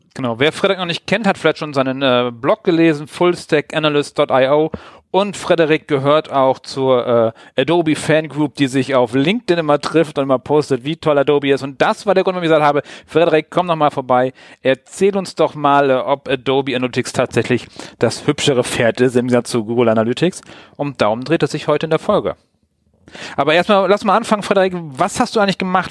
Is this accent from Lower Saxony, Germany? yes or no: yes; Wilhelmshaven, Lower Saxony, Germany; moved away; ich komme aus, aus Wilhelmshaven